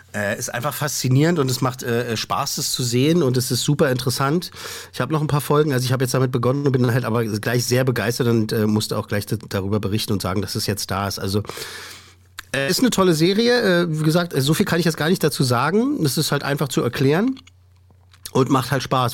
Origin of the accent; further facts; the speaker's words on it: Germany; bei uns in Deutschland